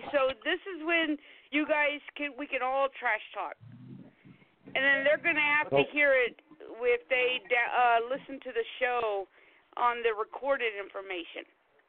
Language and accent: English; South Carolina, United States; I grew up in South Carolina.